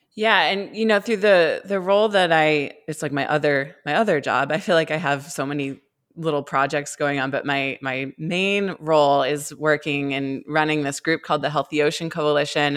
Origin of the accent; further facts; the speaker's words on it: Cumberland, Maine, United States; I grew up in Cumberland